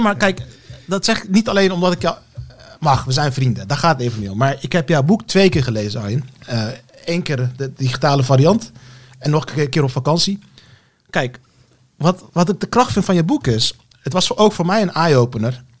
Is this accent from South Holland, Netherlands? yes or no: yes; Rotterdam, South Holland, Netherlands; Ik ben ook opgegroeid in Rotterdam, in Rotterdam-Zuid